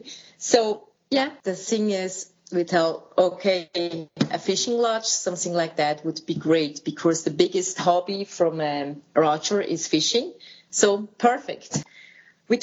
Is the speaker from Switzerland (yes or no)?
yes; Switzerland; moved away as an adult; now in Fort St. James, Canada; we are from Switzerland. We are a couple.